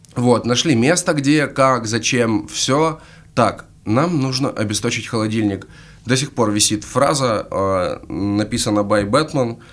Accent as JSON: {"language": "Russian", "town": "Krasnodar", "region": "Krasnodar Krai", "country": "Russia", "tie": "born or raised there", "said": "из Пашковки"}